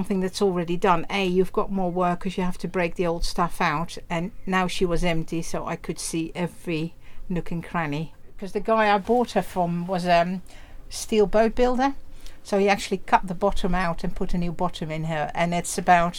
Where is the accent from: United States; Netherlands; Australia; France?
Netherlands; English is a second language; moved away as an adult; now in United Kingdom; I'm from Holland, or the Netherlands it should be, because Holland is only the coastal provinces of the Netherlands. Yes, born there